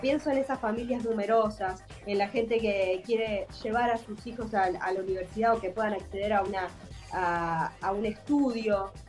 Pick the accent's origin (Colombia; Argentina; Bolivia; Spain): Argentina; moved away as an adult; now in Búzios, Brazil; Como en Argentina yo, la verdad que clase media vivía, podía vivir, se podía vivir, o sea, yo vivo como si viviera en mi país